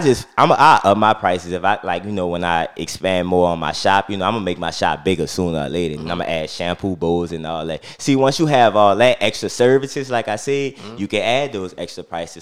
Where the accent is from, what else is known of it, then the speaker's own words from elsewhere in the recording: New Orleans, Louisiana, United States; I'm from the St. Bernard Project. You know, grew up, born and raised